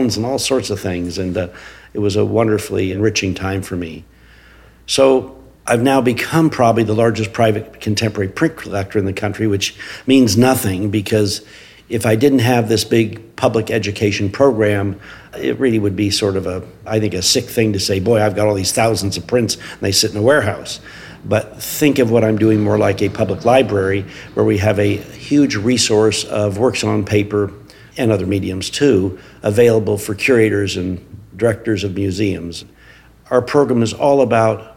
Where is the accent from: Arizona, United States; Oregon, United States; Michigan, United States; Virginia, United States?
Oregon, United States; Portland; I grew up in Portland, Oregon, where I still live.